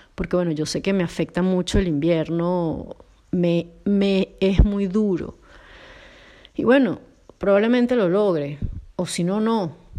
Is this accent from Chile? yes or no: no; Venezuela; moved away as an adult; now in Poland; me mudó de Venezuela para Polonia